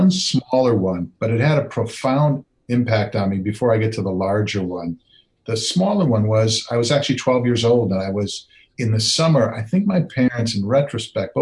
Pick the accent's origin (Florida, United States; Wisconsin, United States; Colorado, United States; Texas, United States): Wisconsin, United States; I grew up in Wisconsin.